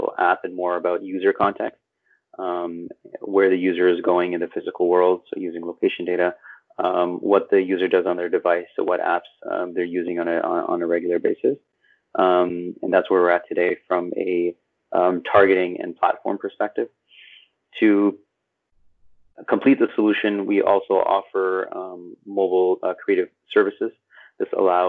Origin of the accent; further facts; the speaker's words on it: Montreal, Quebec, Canada; moved away as an adult; now in Toronto, Canada; I'm born and raised in Montreal. Spent most of my life there